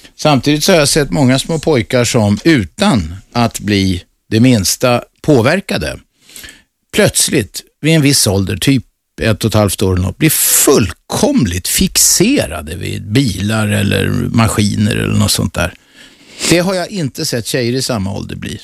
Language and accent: Swedish; Stockholm, Stockholm County, Sweden; also born or lived in Södermalm, Stockholm; Jag är född på Kungsholmen